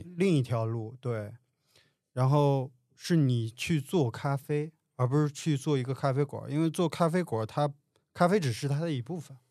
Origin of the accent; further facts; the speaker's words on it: Handan, Hebei, China; moved away as an adult; also born or lived in Beijing; now in Shanghai, China; 下面小农村的一样，我是出生在林业局的林厂里，这个林厂也就不到一百户人家